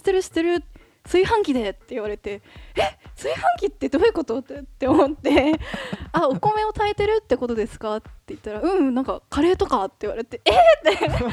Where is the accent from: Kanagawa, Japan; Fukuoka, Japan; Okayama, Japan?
Kanagawa, Japan; Yokohama; 私はやっぱりそのずっと横浜で、まあ生まれ育って